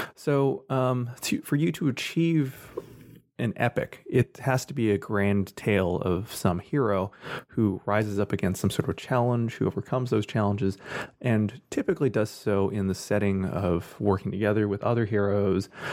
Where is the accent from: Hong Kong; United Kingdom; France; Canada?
Canada; Scarborough, Oshawa, Richmond Hill, Ontario; I was born in Scarborough, then moved out to Oshawa for my early years